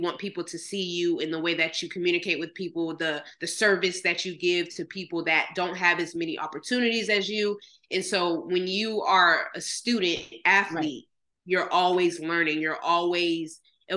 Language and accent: English; Jacksonville, Florida, United States; also born or lived in Manhattan, New York / Gainesville, Florida; I'm a Jacksonville kid because that's where I grew up for 17 years